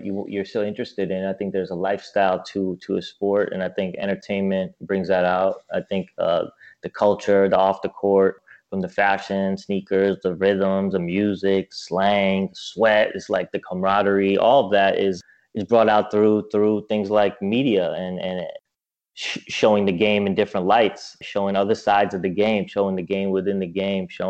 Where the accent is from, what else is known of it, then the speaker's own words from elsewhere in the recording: New York, United States; for an American like me, like if I'm coming from New York